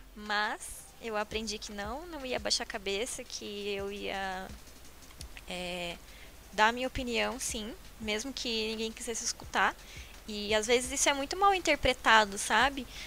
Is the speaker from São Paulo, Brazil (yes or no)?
no; Paranaguá, Paraná, Brazil; moved away as an adult; now in Curitiba, Brazil; eu sou de Paranaguá. Então, quando eu decidi vir pra cá, pra começar a minha carreira profissional, porque lá na minha cidade é bem difícil essa área